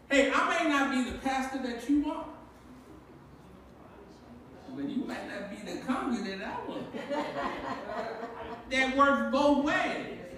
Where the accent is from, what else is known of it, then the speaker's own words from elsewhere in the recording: Baltimore, Maryland, United States; when I was growing up in Baltimore, I was raised by my grandmother